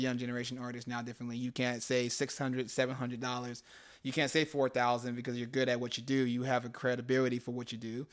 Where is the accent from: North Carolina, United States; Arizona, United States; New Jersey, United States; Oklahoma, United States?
Arizona, United States; Phoenix; also born or lived in California; I came back to my city